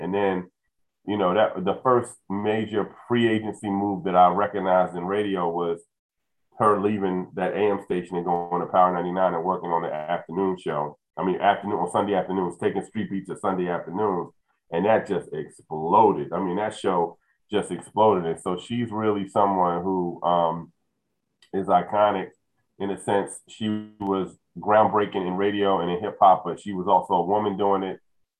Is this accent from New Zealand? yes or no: no; Philadelphia, Pennsylvania, United States; Questlove was interesting growing up in Philadelphia.